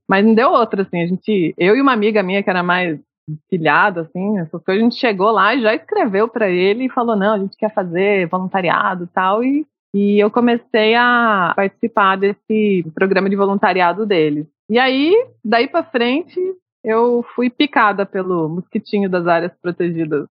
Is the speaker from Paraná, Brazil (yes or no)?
yes; São José dos Pinhais, Paraná, Brazil; Eu sou de São José dos Pinhais